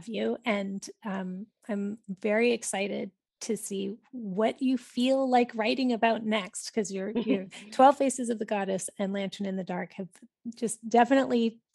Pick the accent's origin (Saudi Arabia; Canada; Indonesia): Canada; Shawnigan Lake, British Columbia; I grew up in the Cowichan Valley and in Shaunigan Lake here on Vancouver Island.